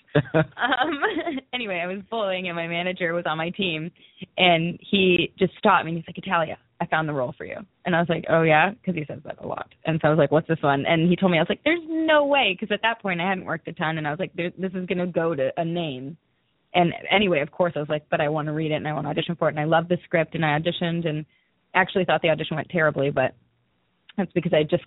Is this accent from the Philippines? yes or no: no; Newmarket, Ontario, Canada; moved away as an adult; now in Los Angeles, United States; I'm from a small town, like an hour north of Toronto. It's called Newmarket